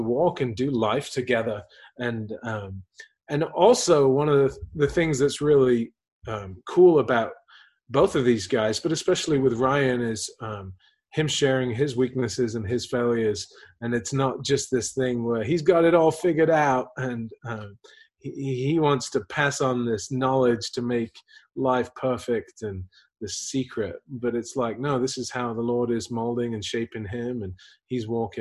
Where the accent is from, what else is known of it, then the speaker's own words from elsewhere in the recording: England, United Kingdom; moved away; also born or lived in Houston; I grew up in England.